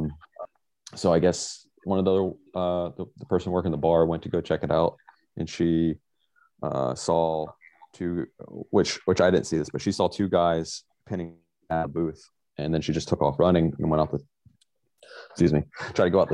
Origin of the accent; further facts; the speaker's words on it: Pensacola, Florida, United States; originally from Pensacola, Florida.